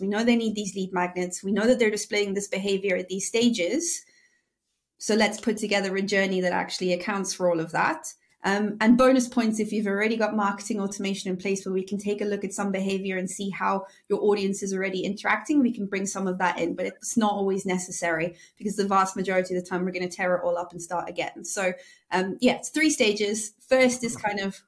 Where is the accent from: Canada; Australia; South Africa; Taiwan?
South Africa; I'm South African